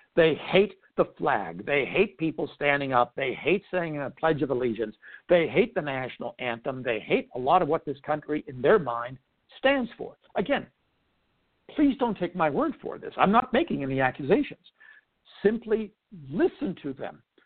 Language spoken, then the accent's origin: English; United States; I'm an American of Greek heritage